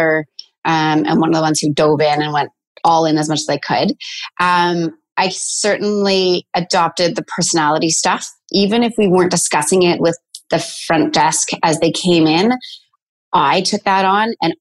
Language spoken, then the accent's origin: English; Penetanguishene, Ontario, Canada; moved away as an adult; now in Stratford, Canada; I was commuting from Penetang where I grew up.